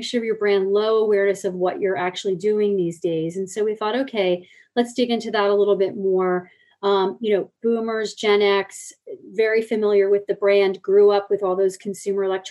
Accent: United States; I'm coming into this company as an American with a remit in North America

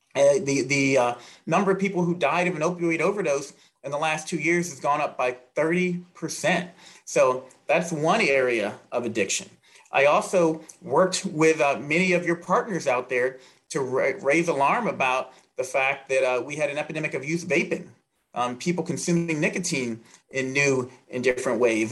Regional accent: Southern Maryland, United States; now in Indiana, United States; growing up in rural Southern Maryland

